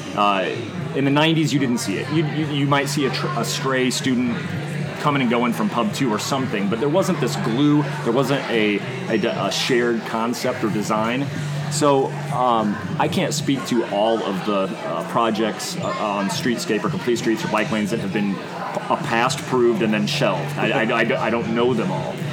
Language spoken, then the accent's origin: English; Bloomington, Illinois, United States; moved away as an adult; also born or lived in Chicago / Berlin, Germany / London, United Kingdom / Austin, Texas; ended up back in my hometown where you can see uh, from my from my office. You can actually see uh, where I was born.